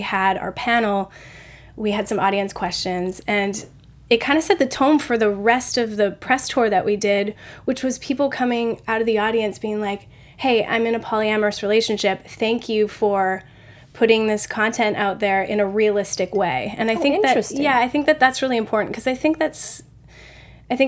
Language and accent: English; Canada; I'm Canadian